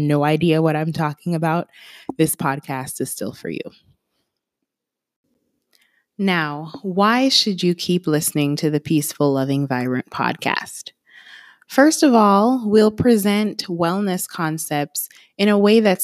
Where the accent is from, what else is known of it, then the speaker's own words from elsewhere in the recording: Kingston, Jamaica; now in Atlanta, United States; I was born and raised in Kingston, Jamaica. I'm based in Atlanta, Georgia